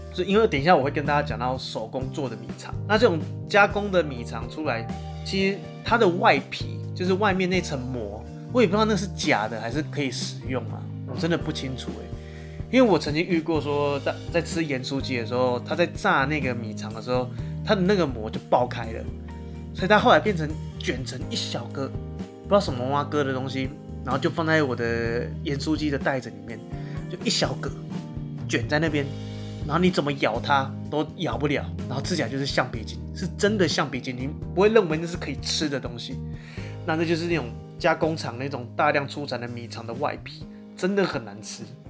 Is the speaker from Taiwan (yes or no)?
yes; central Taiwan, Taiwan; 我算是中部人